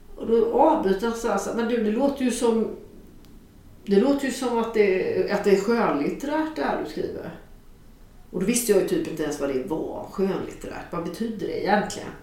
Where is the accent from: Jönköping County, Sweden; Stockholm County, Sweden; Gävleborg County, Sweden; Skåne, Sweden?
Jönköping County, Sweden; Jönköping; min hemstad Jönköping